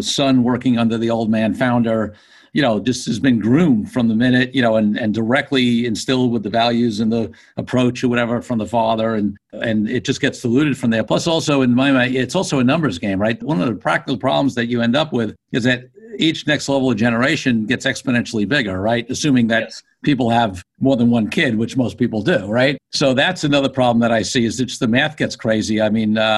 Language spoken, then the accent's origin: English; New York, United States; I grew up in New York